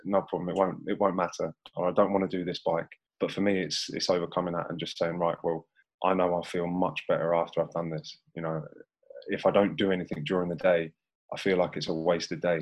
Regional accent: St Ives, United Kingdom; I'm a kid from St Ives

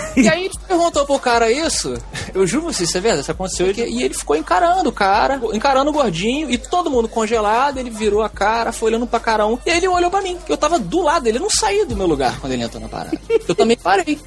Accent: Brazil; sou lá do Brasil

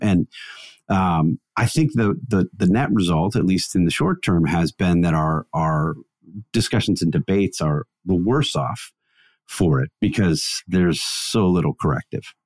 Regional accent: Wisconsin, United States; Christmas tradition that we used to do growing up in Wisconsin

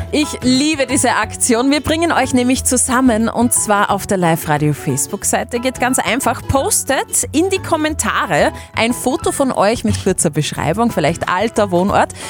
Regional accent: Linz, Upper Austria, Austria; moved away as an adult; now in Ried im Innkreis, Austria; Also eigentlich komme ich aus Linz, aber ich bin jetzt nach Riert im Innkreis gezogen.

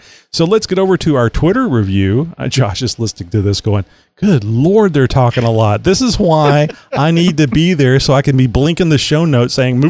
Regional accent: Texas, United States; I always say born and reared in Texas

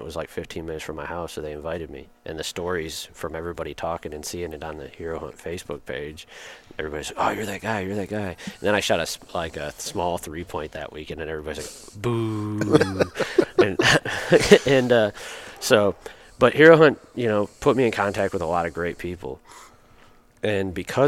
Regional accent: Michigan, United States; I grew up in Michigan

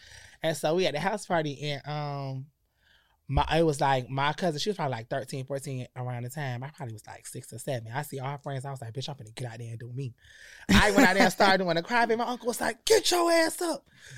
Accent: Connecticut, United States; So I keep, you know, I'm from Connecticut.

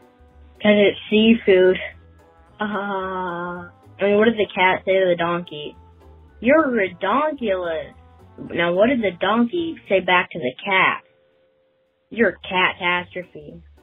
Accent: Meridian, Idaho, United States; I'm from Idaho, Meridian.

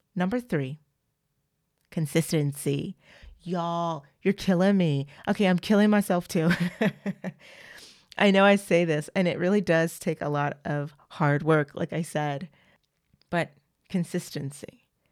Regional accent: United States; accent: American; also born or lived in France; I'm an American and I sound like one.

